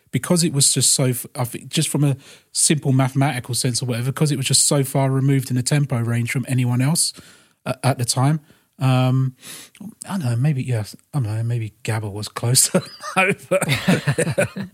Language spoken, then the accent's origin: English; London, United Kingdom; growing up in London